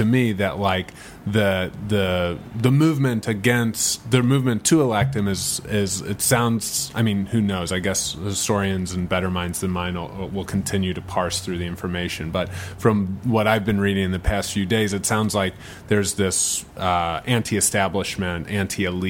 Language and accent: English; St. Louis, Missouri, United States; now in Los Angeles, United States; I'm from St. Louis